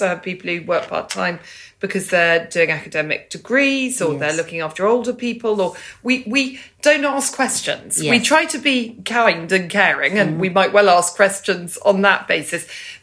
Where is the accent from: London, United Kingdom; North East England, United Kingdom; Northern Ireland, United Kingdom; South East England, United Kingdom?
South East England, United Kingdom; Banbury; I was born in Banbury. I love Banbury. It's a very important part of me